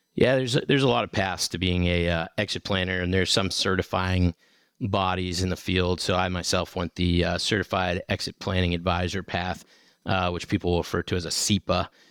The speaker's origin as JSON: {"language": "English", "area": "South Shore of Boston", "region": "Massachusetts", "country": "United States", "tie": "born or raised there", "also_born_or_lived": "North Carolina / Nashville, Tennessee", "moved": "as an adult", "lives_now": "Northeast Tennessee, United States", "said": "I grew up in New England on the South Shore of Boston"}